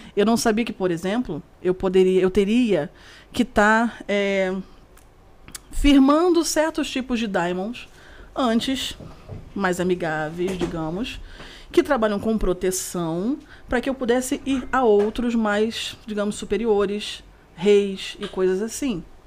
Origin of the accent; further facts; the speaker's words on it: Rio de Janeiro, Brazil; você morar na Praça Seca, no Rio de Janeiro, para quem é do Rio vai saber muito bem o porquê que eu tô falando isso, morar do lado de São José Operário, de você crescer nesse bairro, crescer neste condomínio, ficar 30 e poucos anos no mesmo lugar